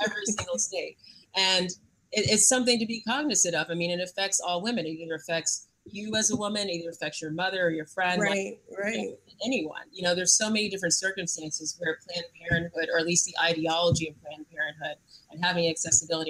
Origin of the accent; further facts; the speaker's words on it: New York, United States; being a New Yorker